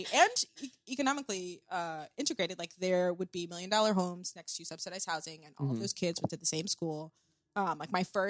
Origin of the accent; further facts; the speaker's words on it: Columbia, Maryland, United States; moved away as an adult; also born or lived in Barcelona / New York; I am from Columbia, Maryland, which is a special place, and I had a very fortunate upbringing.